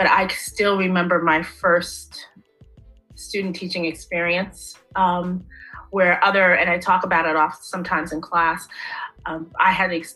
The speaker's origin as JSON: {"language": "English", "region": "New Jersey", "country": "United States", "tie": "born or raised there", "said": "I grew up in New Jersey all of my life."}